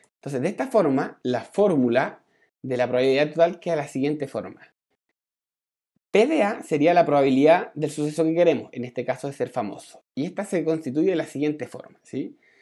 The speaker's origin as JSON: {"language": "Spanish", "town": "Santiago", "region": "Santiago Metropolitan Region", "country": "Chile", "moved": "yes", "said": "yo me vine para mi tierra acá en, Santiago"}